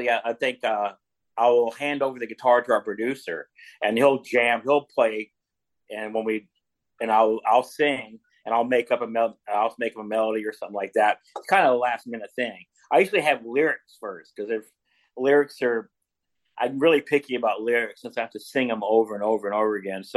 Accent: Owensboro, Kentucky, United States; I was from Owensboro, Kentucky

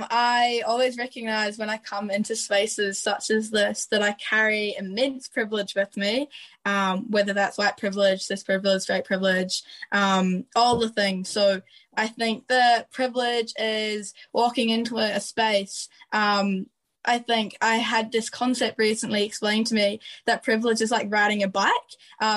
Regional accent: Ireland; people won't recognise that I'm a migrant until I've told them that I'm Irish, which is also a bit of a weird space to be in.

